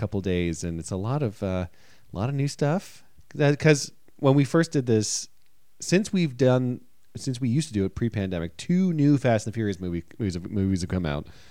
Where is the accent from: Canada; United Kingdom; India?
Canada; Toronto, Ontario; moved away as an adult; now in United States; if I was in Toronto, at least I have the comfort of being in my home country, my hometown